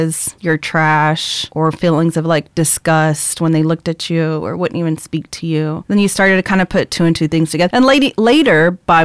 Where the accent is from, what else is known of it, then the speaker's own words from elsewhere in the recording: Baytown, Texas, United States; I grew up in Section 8 housing all over Baytown